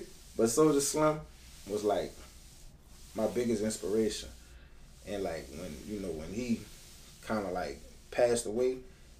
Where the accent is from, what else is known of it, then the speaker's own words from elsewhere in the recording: Kenner, Louisiana, United States; I'm from Kenner, Louisiana, born and raised